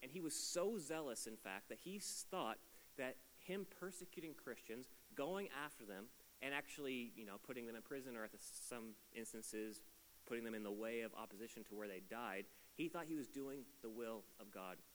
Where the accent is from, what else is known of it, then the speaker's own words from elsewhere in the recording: East Coast, Canada; I am not from here. I am from the east coast of Canada. I don't sound like I should because my accent's been dulled down a little bit.